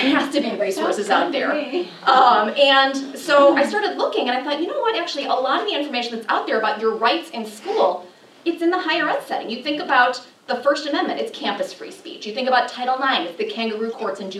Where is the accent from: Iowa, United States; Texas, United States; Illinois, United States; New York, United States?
Illinois, United States; Chicago; moved away; I'm from Chicago originally, if you can't tell from my accent